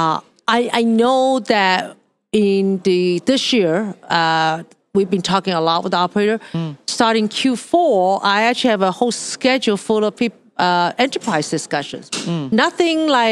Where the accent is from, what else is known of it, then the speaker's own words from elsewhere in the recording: Hong Kong; moved away; I grew up in Hong Kong.